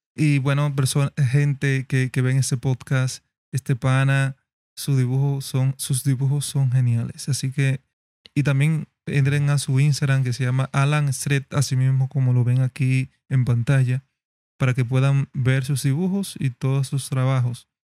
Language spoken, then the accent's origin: Spanish; Dominican Republic; dominicanos, tenemos un mexicano que es fan del dialecto de nosotros